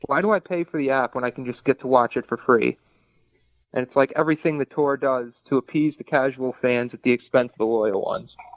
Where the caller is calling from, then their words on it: Saratoga Springs, New York, United States; from Saratoga, New York, calling